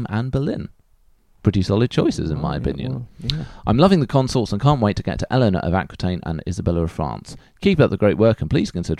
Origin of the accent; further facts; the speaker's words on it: Denmark; I come from Denmark.